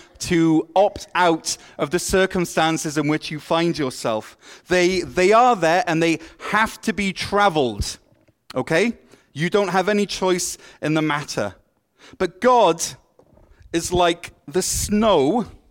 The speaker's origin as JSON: {"language": "English", "region": "Wales", "country": "United Kingdom", "tie": "born or raised there", "moved": "as an adult", "lives_now": "Ottawa, Canada", "said": "I moved from Wales, a place that is famous for its rain, to Ottawa, a place that is famous for its snow"}